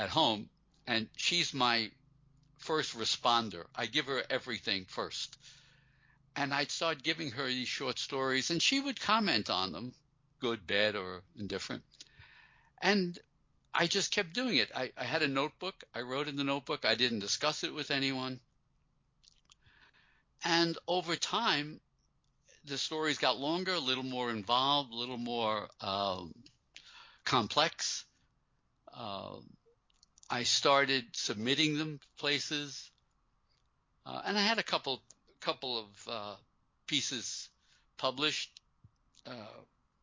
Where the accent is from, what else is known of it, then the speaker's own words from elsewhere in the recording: New York City, New York, United States; I grew up in Brooklyn, a working-class kid